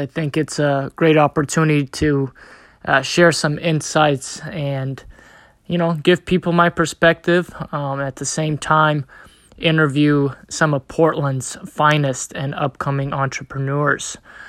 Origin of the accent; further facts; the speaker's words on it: Bosnia & Herzegovina; now in United States; So I'm originally from Bosnia. I moved to the United States in 1997 due to a civil war in my country, and I have been here since then.